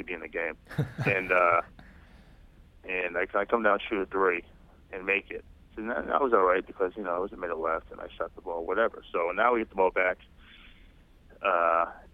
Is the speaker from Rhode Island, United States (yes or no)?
yes; Rhode Island, United States; moved away as an adult; go back to my home state of Rhode Island